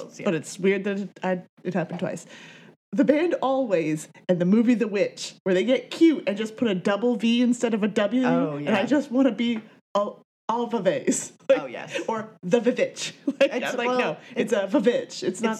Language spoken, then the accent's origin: English; the South, United States; first language English; Some of us went to public school in the South.